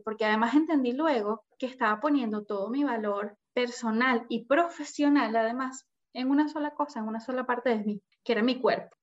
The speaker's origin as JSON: {"language": "Spanish", "town": "Caracas", "region": "Capital District", "country": "Venezuela", "tie": "born or raised there", "moved": "as an adult", "lives_now": "Chile", "said": "soy venezolana, viví siempre en Venezuela, en Caracas, a los 21 años me vengo a Chile"}